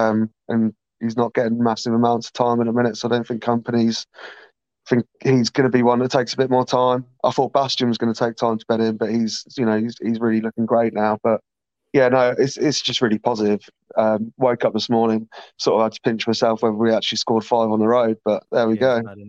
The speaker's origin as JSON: {"language": "English", "town": "Norwich", "region": "East of England", "country": "United Kingdom", "said": "I'm obviously from Norwich, as you can probably tell"}